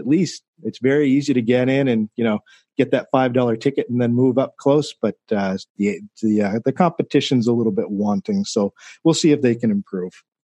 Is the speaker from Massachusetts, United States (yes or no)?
yes; Massachusetts, United States; now in Florida, United States; I grew up in Massachusetts cheering for the Red Sox. I'm here in Florida now.